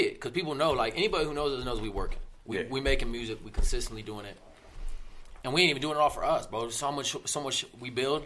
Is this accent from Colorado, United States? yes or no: yes; Littleton, Colorado, United States; also born or lived in Denver, Colorado; I'm all Colorado. I'm all Denver. I grew up in Littleton, went to Denver schools.